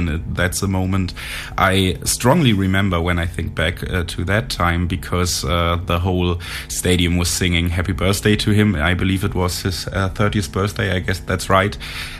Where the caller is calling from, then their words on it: Germany; from Germany calling.